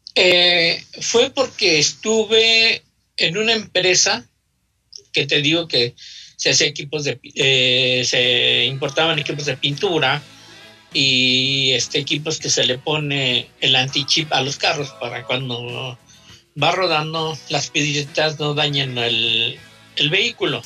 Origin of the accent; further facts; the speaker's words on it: Mexico City, Mexico; Yo nací en la colonia Janitzio. Está pegadito a la colonia Morelos. Ok. Soy chilango.